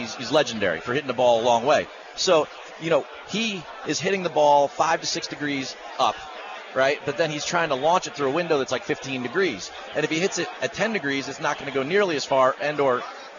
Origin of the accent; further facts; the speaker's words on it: New Jersey, United States; I'm from Jersey